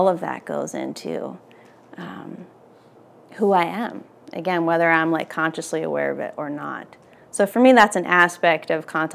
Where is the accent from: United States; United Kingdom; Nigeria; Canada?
United States; outside of Philadelphia, Pennsylvania; where I grew up outside of Philly